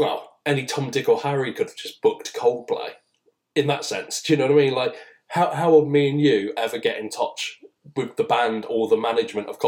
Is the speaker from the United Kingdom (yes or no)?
yes; England, United Kingdom; being English, British